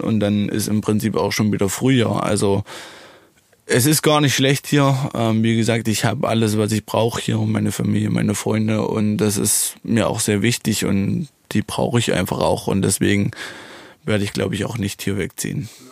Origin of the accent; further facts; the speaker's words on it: Germany; ich bin super gern, wirklich in Niederdola. Ähm, ja, es ist mein Heimatort